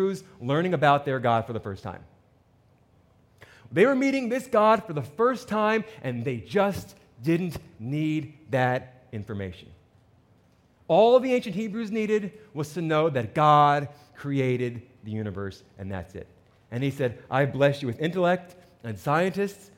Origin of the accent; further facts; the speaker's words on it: New Jersey, United States; I'm from New Jersey